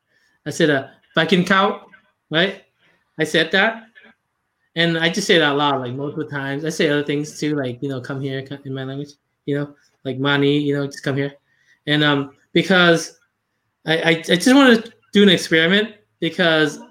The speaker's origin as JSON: {"language": "English", "country": "Laos", "second_language": "English", "moved": "yes", "said": "I'm from Laos."}